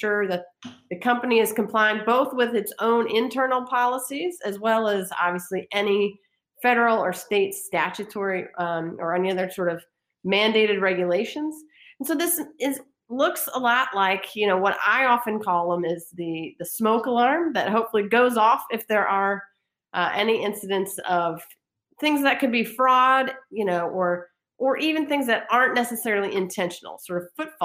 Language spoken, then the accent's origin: English; Virginia, United States; moved away as an adult; also born or lived in Washington, D.C. / Indiana; I returned back home to Virginia, which is my home state